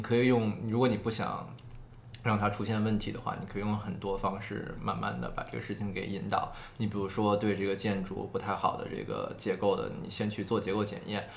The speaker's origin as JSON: {"language": "Chinese", "region": "Beijing", "country": "China", "tie": "born or raised there", "moved": "yes", "lives_now": "New York, United States", "said": "我本身是北京人"}